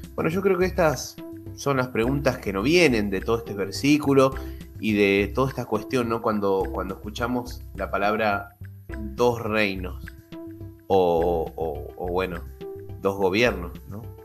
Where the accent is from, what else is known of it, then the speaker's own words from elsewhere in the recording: Argentina; yo soy de Argentina